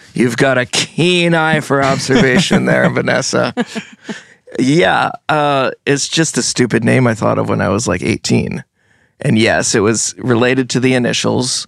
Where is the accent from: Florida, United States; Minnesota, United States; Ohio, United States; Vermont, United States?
Vermont, United States; Brattleboro; also born or lived in New Jersey; I was born in Brattleboro, and then we moved to New Jersey, where my parents are from, for about seven years. So that's, like, really, like, my childhood, childhood. And then when I, we came back to Brattleboro